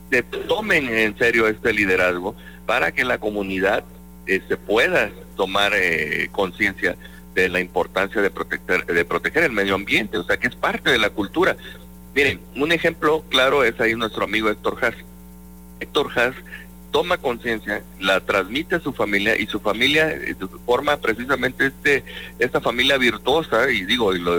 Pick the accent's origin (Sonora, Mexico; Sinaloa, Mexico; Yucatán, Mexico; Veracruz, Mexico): Veracruz, Mexico; en mi pueblo lo más alto que tenemos es el médano del perro